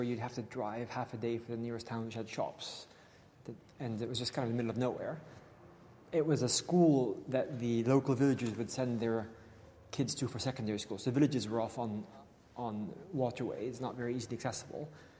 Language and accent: English; Gabon; now in Oxford, United Kingdom; So, I grew up in Gabon, Central Africa, where my parents still live.